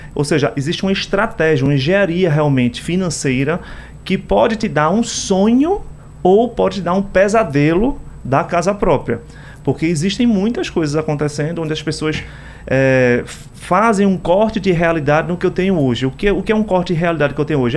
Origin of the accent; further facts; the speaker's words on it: Brazil; como brasileiro